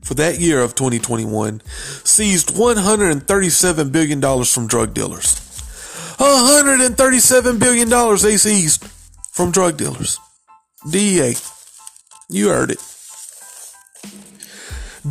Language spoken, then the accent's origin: English; South Carolina, United States; I'm from South Carolina.